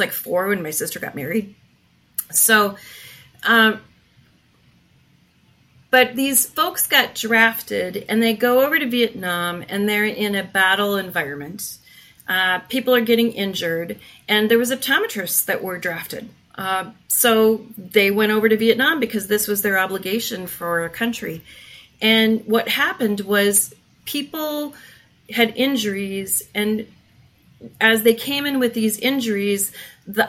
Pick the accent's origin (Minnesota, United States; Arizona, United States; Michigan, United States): Minnesota, United States; moved away as an adult; I'm from Minnesota originally